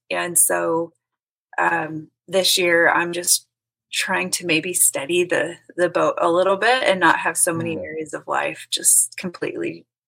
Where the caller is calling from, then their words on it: Kansas City, Missouri, United States; Kansas City, Missouri.